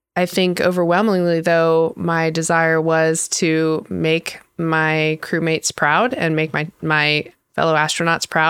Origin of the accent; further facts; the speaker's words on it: North Carolina, United States; also born or lived in Michigan; I was born in Michigan. I spent summers there, and I actually grew up though in North Carolina for the most part